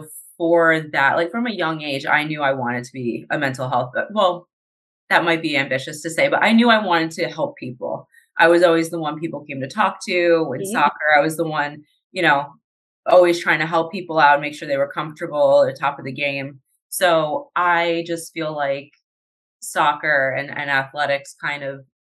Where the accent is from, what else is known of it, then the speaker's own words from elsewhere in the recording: New Jersey, United States; I'm originally from New Jersey.